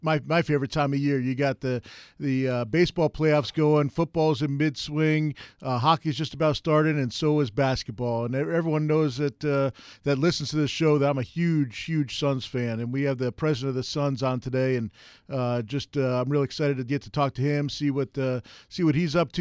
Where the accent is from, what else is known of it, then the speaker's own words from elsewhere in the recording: New York, United States; moved away; I grew up in New York